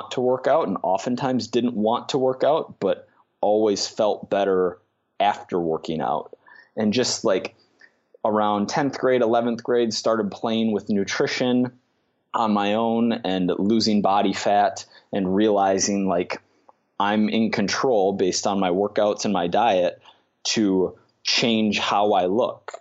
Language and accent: English; Minnesota, United States; I grew up in Minnesota